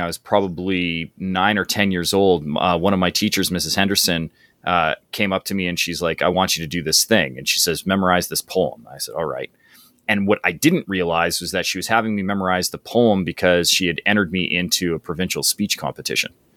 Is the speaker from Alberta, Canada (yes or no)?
yes; High River, Alberta, Canada; very small town that I grew up in called High River, Alberta.